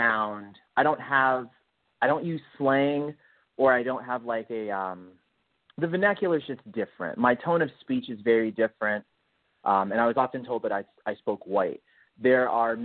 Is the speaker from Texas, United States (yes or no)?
no; Detroit, Michigan, United States; moved away as an adult; now in California, United States; I was born and raised in Detroit, Michigan, and I moved out to California 8 years ago